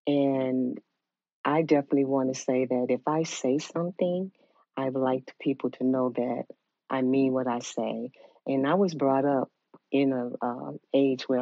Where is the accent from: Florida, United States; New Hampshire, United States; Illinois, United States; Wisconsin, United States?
Illinois, United States; Chicago; moved away as an adult; now in Georgia, United States; I'm originally from Chicago, so I was working in Chicago before I came to Georgia